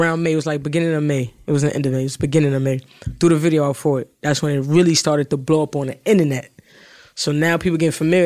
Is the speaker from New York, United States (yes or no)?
yes; New York City, New York, United States; I'm from the city or whatever, I'm from Brooklyn